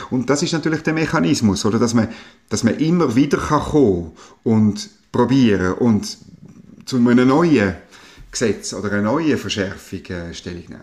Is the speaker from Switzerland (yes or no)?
yes; Switzerland; Man hat eigentlich ein bisschen den Nimbus wo wir ja genossen haben als Schweizer, äh, dass unsere SBB so pünktlich ist